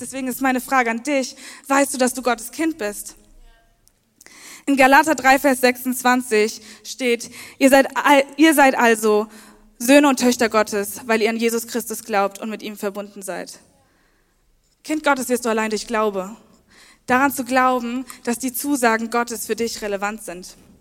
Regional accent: Worms, Rhineland-Palatinate, Germany; now in Leipzig, Germany; ich bin 24 Jahre alt, ich komme aus Worms

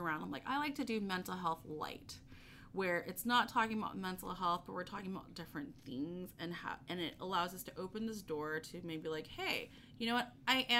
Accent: Texas, United States; I'm a Texan

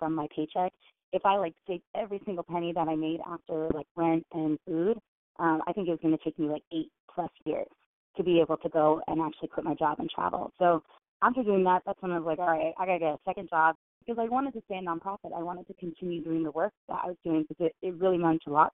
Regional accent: Richmond, California, United States; I grew up in Richmond, California, and we didn't have a lot of money growing up

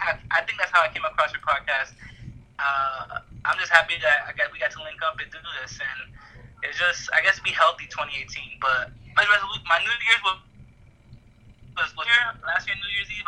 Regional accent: Florida, United States; also born or lived in Queens, New York City; I was born in New York, but I was raised in Florida since I was like 5

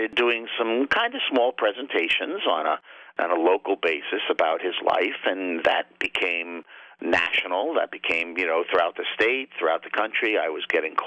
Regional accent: Long Island, New York, United States; now in Binghamton, United States; I'm originally from Long Island, downstate New York, and I came up to the Binghamton area in the mid-80s

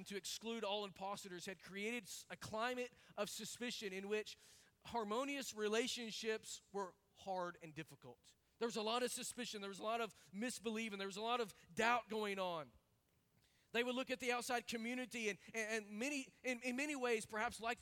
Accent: Arkansas, United States; I grew up in Arkansas around a whole lot of hogs and chickens.

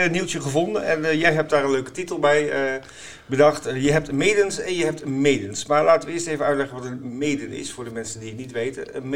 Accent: Groningen, Netherlands; moved away; Mijn geboortestad.

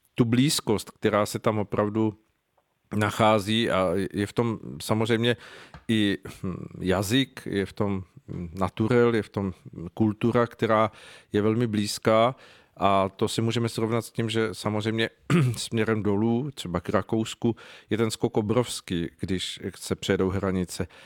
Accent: Czechia; u nás v Čechách

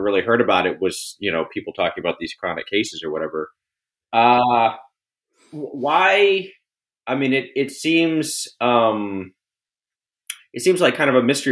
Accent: Texas, United States; I grew up in Texas. I live in Texas

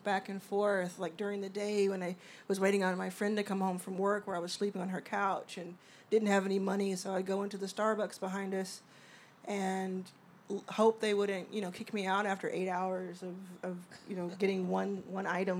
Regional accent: Dallas, Texas, United States; also born or lived in Mississippi / Houston, Texas; I grew up in Dallas, Texas

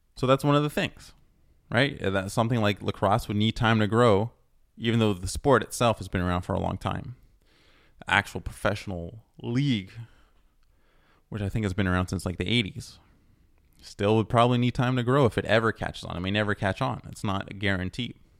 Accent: Toronto, Ontario, Canada; now in Montreal, Canada; especially where I live in Montreal, where I was born in Toronto

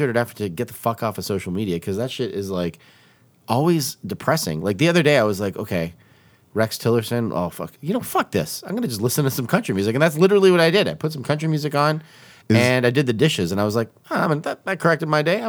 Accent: Canada; I'm a Canadian.

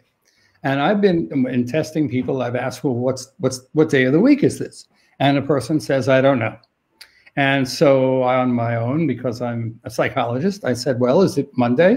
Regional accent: New York City, New York, United States; I'm from New York City

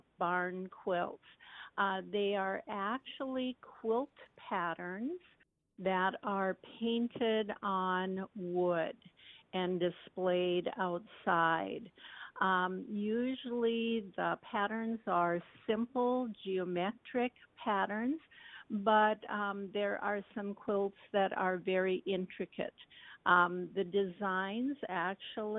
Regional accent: Halstad, Minnesota, United States; also born or lived in Bemidji, Minnesota; I was born and raised in Norman County on the west side. I grew up in Halsted, Minnesota

